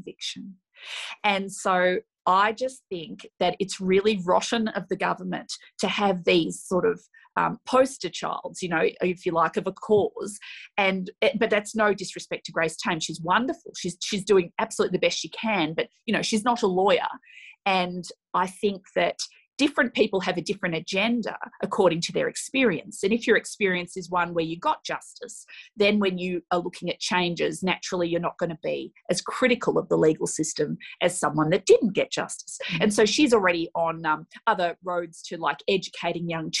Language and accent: English; Australia